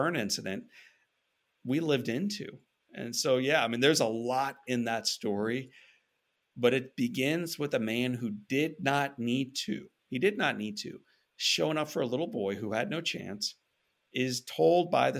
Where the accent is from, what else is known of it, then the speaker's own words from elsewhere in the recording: St. Louis, Missouri, United States; growing up in St. Louis, Missouri